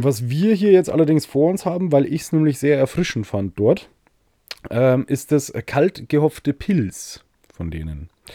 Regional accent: Bavaria, Germany; ich als Bayer

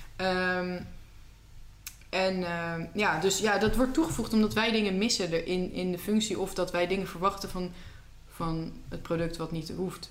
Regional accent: Netherlands; wij hebben veel keus als Nederlanders

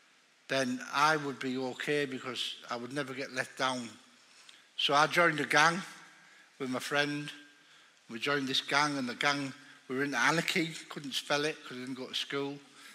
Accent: the north of England, United Kingdom; I'm just a big fat northerner, right?

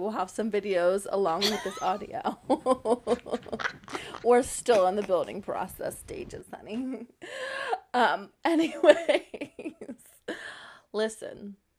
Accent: the South, United States; Being not only a woman, but being a Southern woman, a Southern belle, as they say, darling, I'm from the South, and so our men pay for us to do these things, honey, okay?

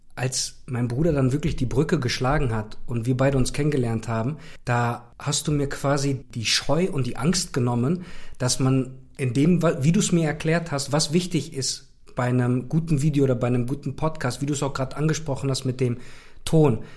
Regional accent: Cologne, North Rhine-Westphalia, Germany; ich komme ja auch aus Köln

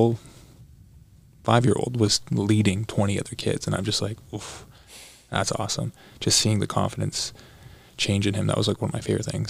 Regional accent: Burlington, Ontario, Canada; also born or lived in Los Angeles, United States; now in Toronto, Canada; I grew up in Canada. I was born in Burlington, Ontario

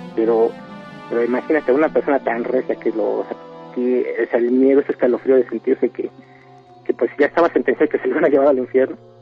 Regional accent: State of Mexico, Mexico; hablo aquí de Chabacoyos del Estado de México

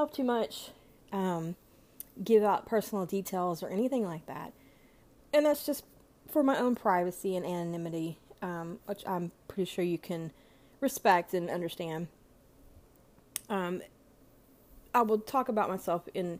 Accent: United States; being American

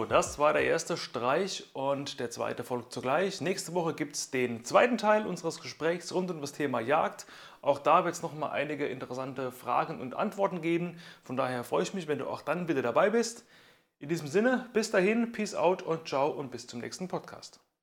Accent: Germany; bei uns in Deutschland

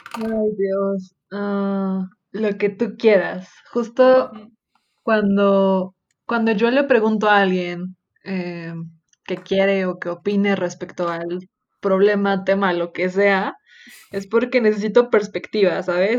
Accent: Mexico; como mexicanos nos encanta

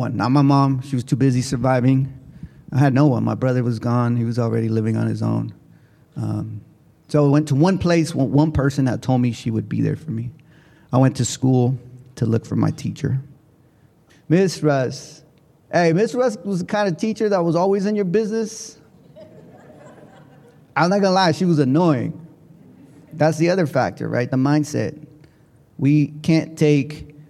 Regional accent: Oakland, California, United States; I'm from up north. I'm from Oakland, California.

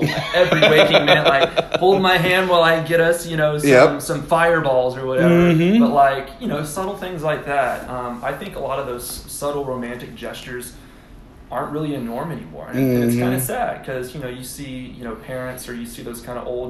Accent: Houston, Texas, United States; moved away as an adult; also born or lived in College Station, Texas / Dallas-Fort Worth, Texas / Los Angeles, California / Austin, Texas; I grew up in Houston

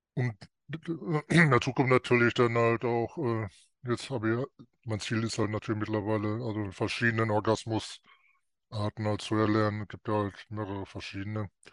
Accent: North Rhine-Westphalia, Germany; ich komme aus Nordrhein-Westfalen

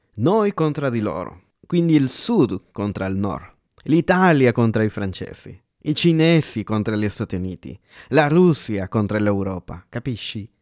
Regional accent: El Salvador; moved away; io sono del Salvador, America Centrale

